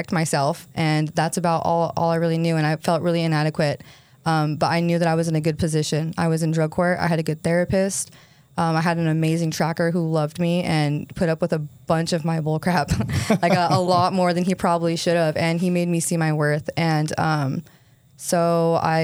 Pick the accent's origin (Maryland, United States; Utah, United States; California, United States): Utah, United States; St. George; I grew up here in St. George